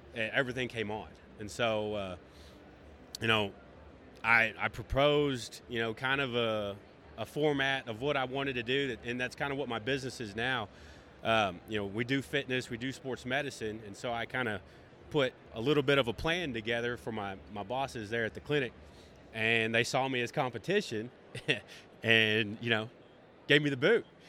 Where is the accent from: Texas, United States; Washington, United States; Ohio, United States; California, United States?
Texas, United States; Greenville; I am from Greenville, Texas a small town outside of Dallas.